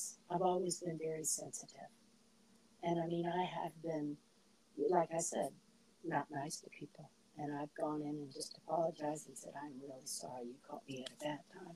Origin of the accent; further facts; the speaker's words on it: Tampa, Florida, United States; moved away as an adult; also born or lived in Georgia; now in South Bend, United States; I come from Tampa, Florida, born and raised there